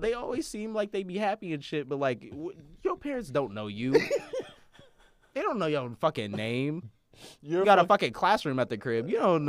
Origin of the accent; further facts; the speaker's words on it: Minneapolis, Minnesota, United States; Growing up in Minneapolis, knowing so many Somali people, I know so many people that have more than seven siblings.